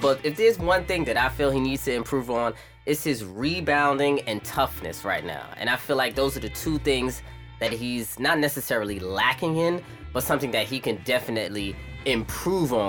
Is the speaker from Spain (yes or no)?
no; New York City, New York, United States; I'm from Brooklyn, New York